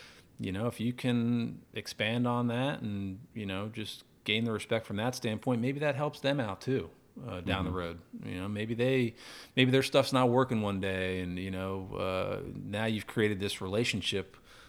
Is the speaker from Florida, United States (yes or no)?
yes; Orlando, Florida, United States; I grew up tarpon fishing in Florida, grew up in Orlando.